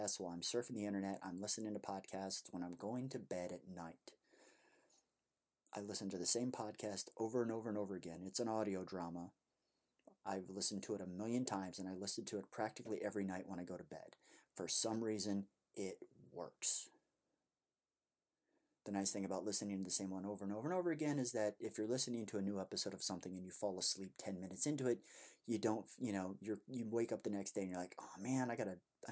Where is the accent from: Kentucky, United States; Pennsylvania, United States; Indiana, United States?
Indiana, United States; my home state of Indiana